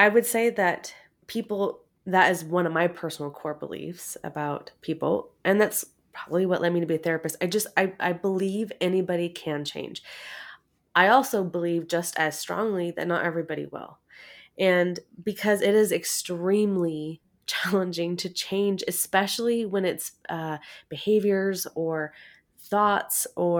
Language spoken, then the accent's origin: English; Oregon, United States; I am. I'm from Oregon.